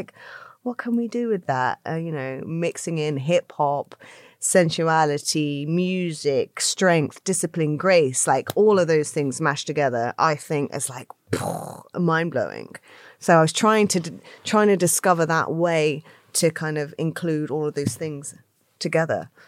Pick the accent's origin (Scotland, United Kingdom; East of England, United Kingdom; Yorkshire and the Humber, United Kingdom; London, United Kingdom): London, United Kingdom; where I grew up in South London, in Brixton